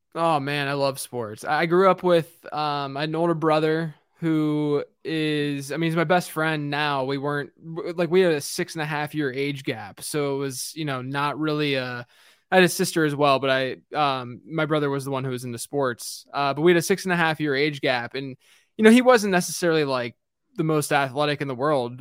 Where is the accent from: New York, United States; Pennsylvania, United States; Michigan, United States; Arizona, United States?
Pennsylvania, United States; Pittsburgh; I grew up in Pittsburgh